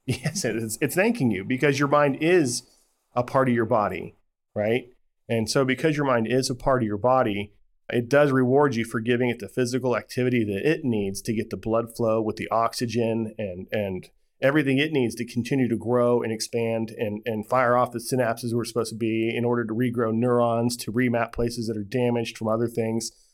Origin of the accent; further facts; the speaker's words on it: Las Vegas, Nevada, United States; I grew up in Ve-, Vegas